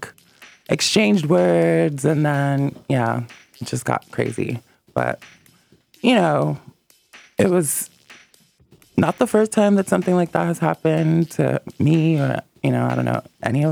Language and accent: English; New York, United States; moved away; also born or lived in California; I'm from New York, but I lived in California for like 6 years